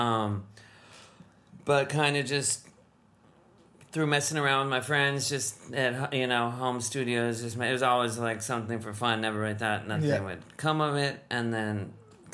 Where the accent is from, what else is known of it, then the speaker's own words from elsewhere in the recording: Los Angeles, California, United States; I was born and raised in Los Angeles, California, a while ago.